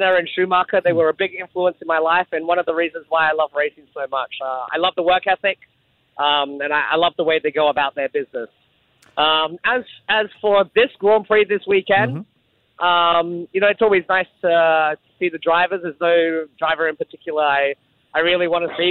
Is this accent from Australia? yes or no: yes; Adelaide, South Australia, Australia; now in Singapore; I grew up in Adelaide in South Australia